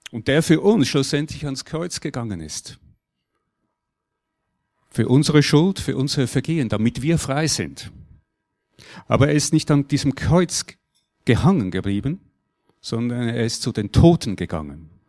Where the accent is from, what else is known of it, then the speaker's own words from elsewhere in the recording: Switzerland; Und jetzt ist schon klar, wir sind Schweizer.